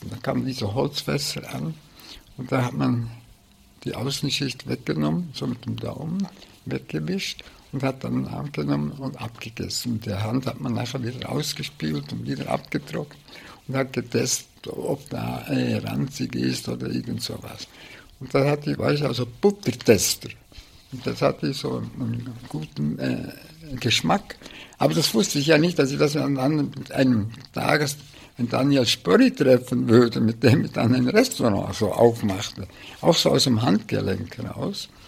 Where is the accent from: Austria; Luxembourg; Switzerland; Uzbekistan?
Switzerland; Bern; Luzern, aber ich habe nie im Allgäu gewohnt und ich bin in Bern aufgewachsen.